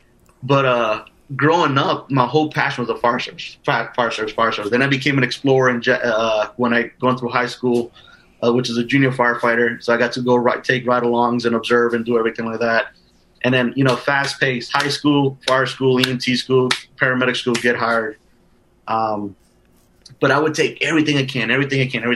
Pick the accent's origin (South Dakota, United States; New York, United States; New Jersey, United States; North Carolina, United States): New Jersey, United States; Union City; I grew up in New Jersey